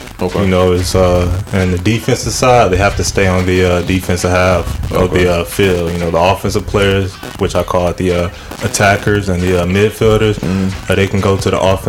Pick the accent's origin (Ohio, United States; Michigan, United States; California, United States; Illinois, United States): Illinois, United States; North Chicago; I'm from Chicago, but I grew up in North Chicago.